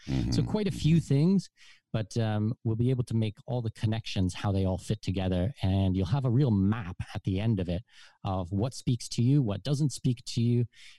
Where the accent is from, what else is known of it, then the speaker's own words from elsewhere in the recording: Southwestern Ontario, Canada; moved away as an adult; also born or lived in Germany / Abu Dhabi; now in Panama; I'm from Southwestern Ontario.